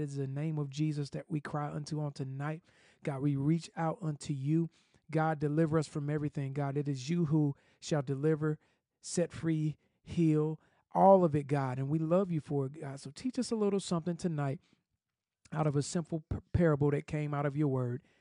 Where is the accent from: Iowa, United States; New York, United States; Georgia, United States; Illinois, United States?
Georgia, United States; Atlanta; now in Nashville, United States; I'm from Atlanta